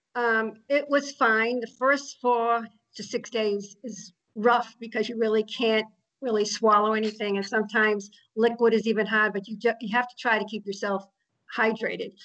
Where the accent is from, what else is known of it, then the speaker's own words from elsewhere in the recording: Austin, Texas, United States; now in La Quinta, United States; I live in La Quinta, California. I've been in the Coachella Valley for about several years now, originally from Austin, Texas.